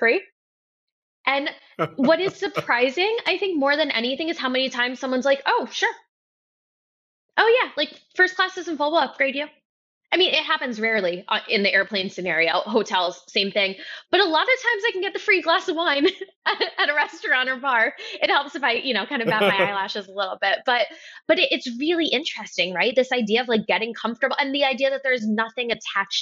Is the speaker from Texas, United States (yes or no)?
no; New York, United States; I'm from New York